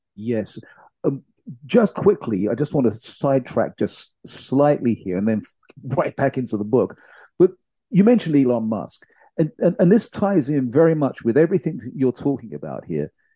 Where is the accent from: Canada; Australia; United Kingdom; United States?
United Kingdom; my home country, the UK